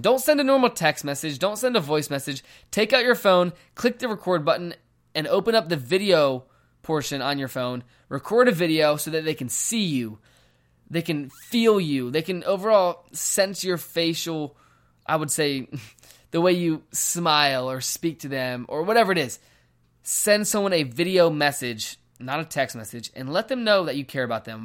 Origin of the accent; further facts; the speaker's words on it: Virginia, United States; moved away as an adult; now in Phoenix, United States; I am from Virginia. I moved here to Phoenix, Arizona about ten months ago